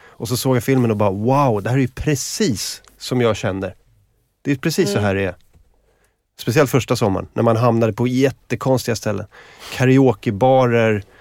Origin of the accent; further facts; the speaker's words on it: Sweden; Jag är från Sverige.